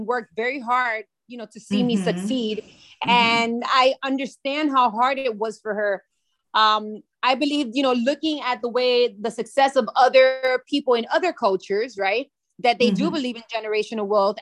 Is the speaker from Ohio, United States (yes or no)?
no; Miami, Florida, United States; first language Spanish; English is a second language; they were born in Miami, just like myself